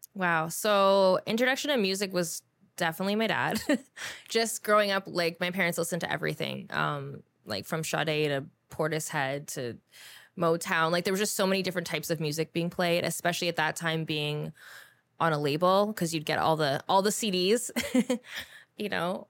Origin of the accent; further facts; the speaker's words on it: Guelph, Ontario, Canada; also born or lived in Toronto; I grew up back and forth between the two